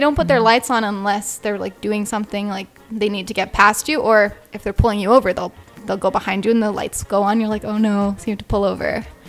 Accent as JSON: {"language": "English", "country": "Canada", "said": "I'm Canadian and I'm just traveling through South America right now"}